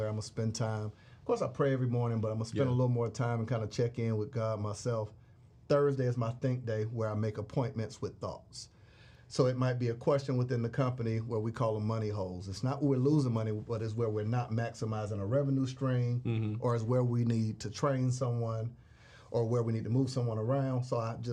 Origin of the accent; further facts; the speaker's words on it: Florida, United States; I'm from Florida